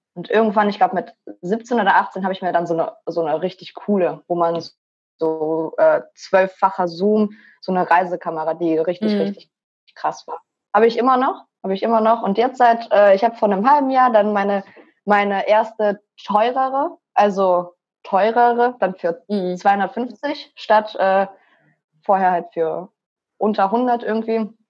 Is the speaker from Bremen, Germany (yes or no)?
no; Mönchengladbach, North Rhine-Westphalia, Germany; moved away; Ich komme eigentlich aus Mönchengladbach, bin da auch geboren und äh, meine Eltern ursprünglich aus Moldawien.